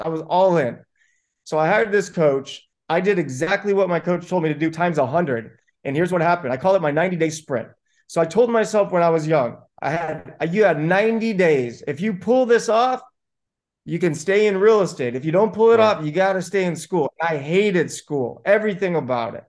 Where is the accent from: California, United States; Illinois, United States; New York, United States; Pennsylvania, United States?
California, United States; Buena Park; I grew up in Buena Park, California to immigrant parents.